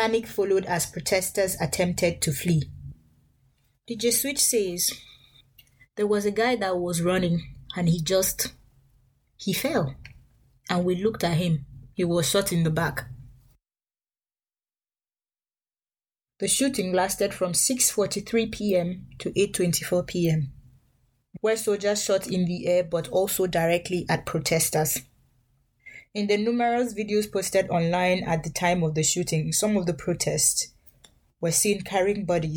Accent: Nigeria; moved away; as a Nigerian in foreign countries

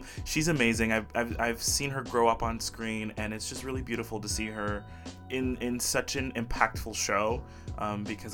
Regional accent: Belize; moved away as an adult; also born or lived in Brazil; now in Olympia, United States; I was born in Brazil. Oimos brasileiros. But I moved to a little country called Belize when I was very young and lived most of my life there.

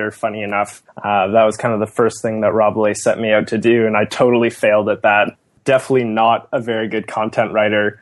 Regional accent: just outside of Toronto, Ontario, Canada; born and raised just outside of Toronto

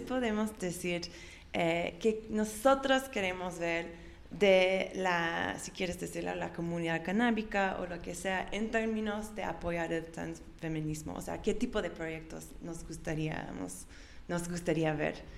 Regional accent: Austin, Texas, United States; Yo, yo me nací en, en Austin

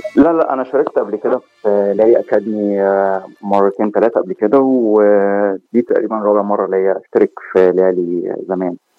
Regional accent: Cairo, Cairo Governorate, Egypt; moved away as an adult; also born or lived in Gulf countries; now in United States; انا من مصر آه، من القاهره تحديدا

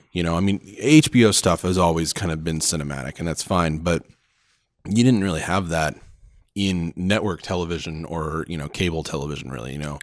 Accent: Oklahoma, United States; now in Phoenix, United States; we live in Phoenix, but, uh, I'm from Oklahoma as, is my wife, and so we go back every Christmas

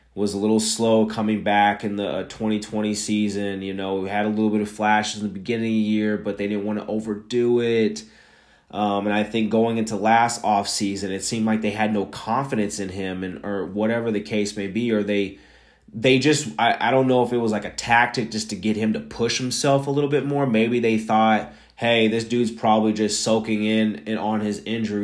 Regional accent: Missouri side, United States; I'm not from Kansas. I am from the Missouri side

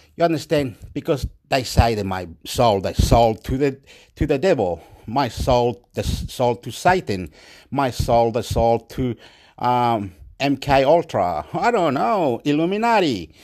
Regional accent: Chile; moved away; I'm from Chile.

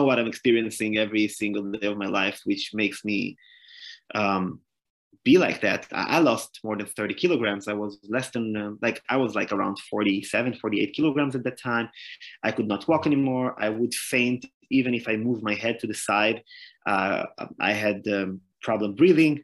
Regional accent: Hadera / Netanya, Haifa District, Israel; born or raised there

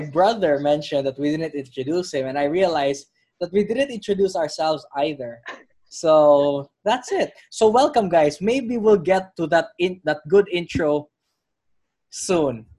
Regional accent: Philippines; I'm from the Philippines

